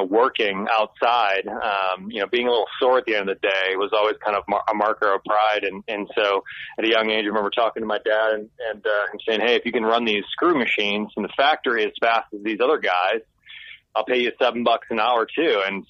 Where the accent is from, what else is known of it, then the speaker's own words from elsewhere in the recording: Michigan, United States; now in Nashville, United States; So I'm actually from Michigan.